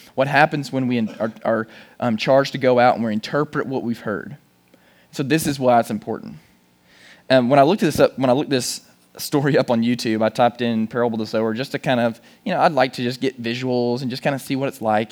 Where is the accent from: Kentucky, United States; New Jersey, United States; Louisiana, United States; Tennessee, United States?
Tennessee, United States; Chattanooga; I'm from Chattanooga